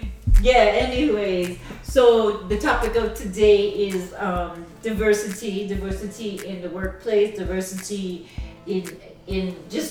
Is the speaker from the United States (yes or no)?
no; Jamaica; but you're black and I'm Jamaican.